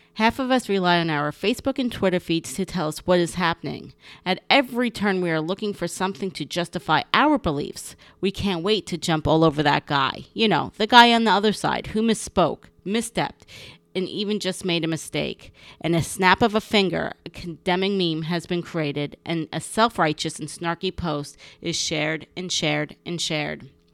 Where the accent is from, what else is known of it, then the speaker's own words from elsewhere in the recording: North Bergen, New Jersey, United States; my hometown of North Bergen, New Jersey, and school where I grew up was wonderful.